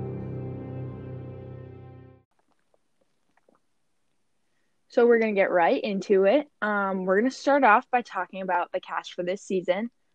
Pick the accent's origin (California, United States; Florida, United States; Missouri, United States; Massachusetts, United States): Massachusetts, United States; Boston; I'm from Boston, Massachusetts.